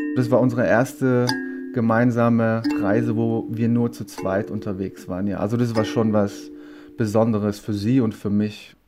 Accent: Bydgoszcz, Kuyavian-Pomeranian Voivodeship, Poland; nach Bitgosch gezogen, in meine Geburtsstadt und die Geburtsstadt von meiner Mama

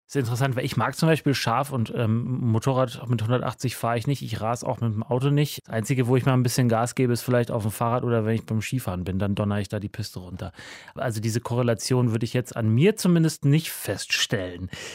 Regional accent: near Munich, Bavaria, Germany; now in Berlin, Germany; Ich komme aus der Nähe von München.

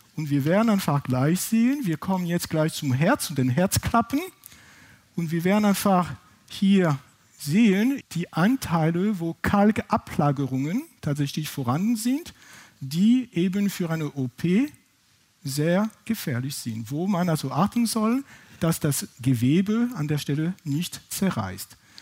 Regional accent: France; accent: French; German is a second language; now in Heidelberg, Germany; Ich bin, wie gesagt, ursprünglich aus Frankreich, das kann man wahrscheinlich von meinem Akzent nicht überhören

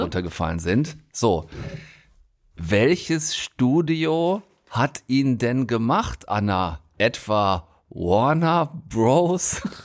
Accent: North Rhine-Westphalia, Germany; moved away; Meine alte Heimat auf halbem Weg zwischen Bonn und Wolfsburg. Das ist geografisch einigermaßen exakt, Frau Wollner. Das gute alte Ostwestfalen

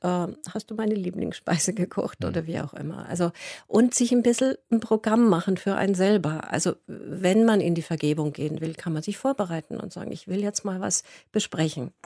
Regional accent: Munich, Bavaria, Germany; moved away

